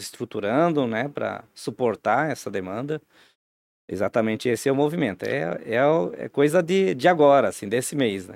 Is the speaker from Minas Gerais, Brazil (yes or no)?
no; Timbó, Santa Catarina, Brazil; also born or lived in Santa Cecília; now in Blumenau, Brazil; com 10 anos em morar para Timbó, aqui na, na região, né? É, minha adolescência toda lá